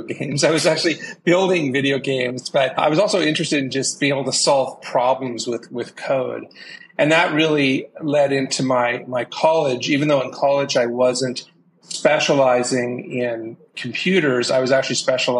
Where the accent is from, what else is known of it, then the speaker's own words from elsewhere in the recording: Vancouver, British Columbia, Canada; moved away as an adult; also born or lived in San Francisco Bay Area / Seattle; I grew up in Vancouver, Canada